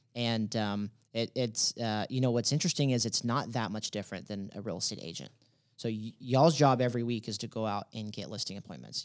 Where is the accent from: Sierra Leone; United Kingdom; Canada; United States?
United States; Dallas, Texas; also born or lived in Denton, Texas; I'm originally from Dallas